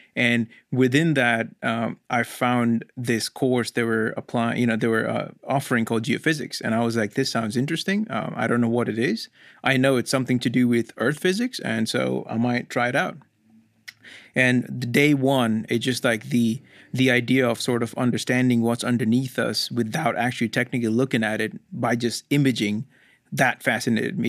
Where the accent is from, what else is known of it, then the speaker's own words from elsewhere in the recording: India; moved away as an adult; now in United States; I was born in India, and I could be, uh, my whole family migrated to U S in two thousand six. And I just finished high school when I was in India.